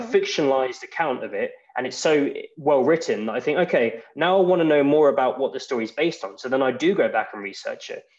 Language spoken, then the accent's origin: English; England, United Kingdom; moved away as an adult; now in Iceland; I'm from England originally, but I've lived in Iceland for over three years now